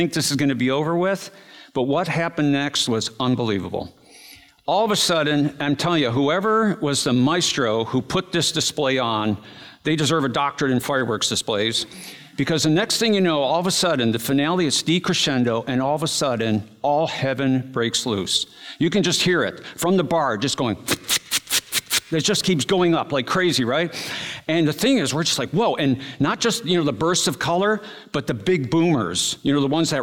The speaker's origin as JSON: {"language": "English", "region": "East Coast", "country": "United States", "said": "we're from the East Coast"}